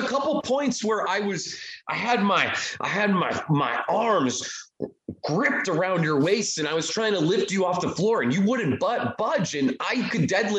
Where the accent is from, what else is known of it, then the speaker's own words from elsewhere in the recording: Erie, Pennsylvania, United States; moved away; also born or lived in Buffalo; I drove to my hometown of Erie, Pennsylvania